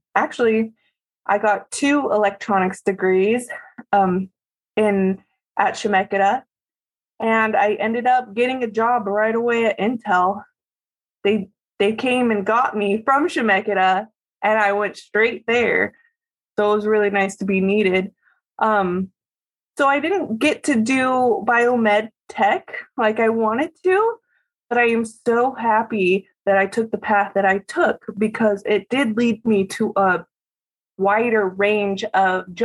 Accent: Salem, Oregon, United States; I live in Salem, Oregon. I was born and raised here.

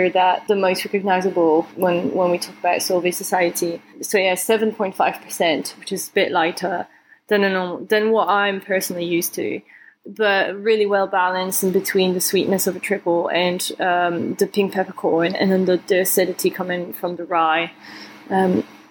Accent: Mons, Wallonia, Belgium; now in London, United Kingdom; I'm from a place called Mons. It doesn't really have anything interesting there except from coal mines. Yeah, we have good beer, actually. I grew up close to the Dupont brewery, between Dupont and Chimay

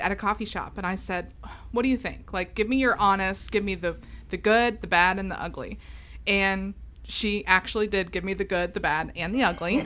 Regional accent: West Chester, Ohio, United States; also born or lived in Maineville, Ohio / Morrow, Ohio; now in Franklin, United States; I grew up in Westchester.

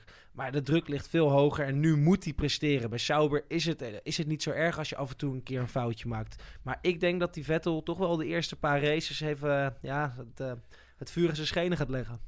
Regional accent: Netherlands; Ik als Nederlander

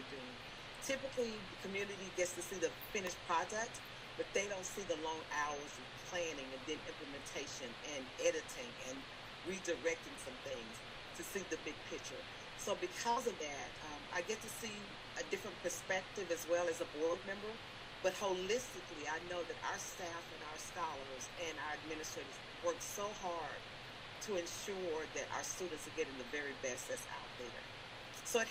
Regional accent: Dallas, Texas, United States; now in Cedar Hill, United States; I grew up in Oak Cliff

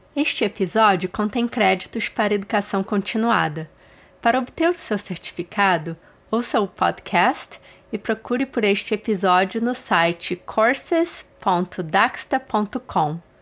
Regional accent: Rio de Janeiro, Brazil; moved away; eu sou do Rio

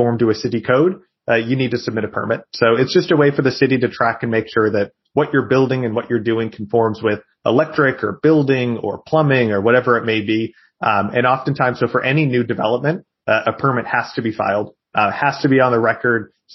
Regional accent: New Hampshire, United States; moved away; also born or lived in Boston; my hometown in New Hampshire.

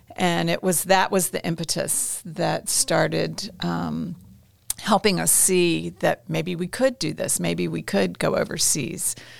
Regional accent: United States; moved away as an adult; also born or lived in Indonesia / Jerusalem / Iraq

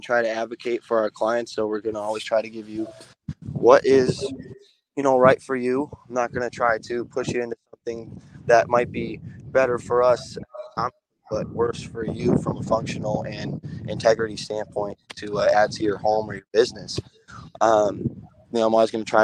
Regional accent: Syracuse, New York, United States; moved away as an adult; now in Atlanta, United States; I was born in Syracuse, New York, and my family has been pouring concrete since the 80s, and I learned in Syracuse through my family growing up

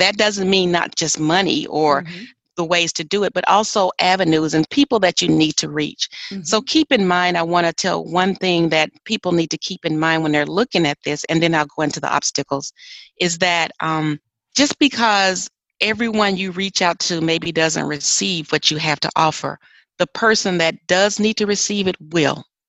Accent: Arkansas, United States; moved away; I'm originally from Arkansas

